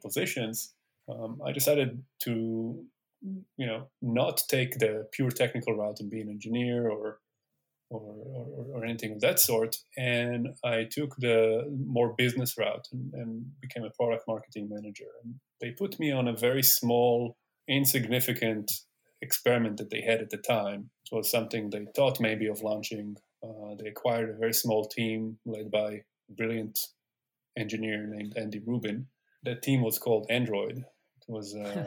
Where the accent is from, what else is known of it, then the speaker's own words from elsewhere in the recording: Tel Aviv, Tel Aviv District, Israel; moved away as an adult; also born or lived in Syracuse, New York, United States; now in Silicon Valley, United States; So I grew up in Tel Aviv